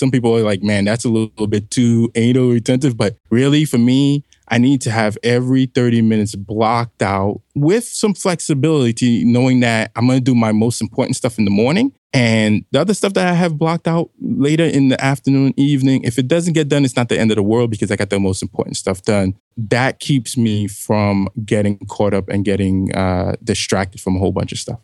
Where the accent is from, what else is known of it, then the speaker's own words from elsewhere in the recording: New York City, New York, United States; moved away as an adult; also born or lived in New Mexico; I'm a kid from Brooklyn, New York, near the Flatbush area.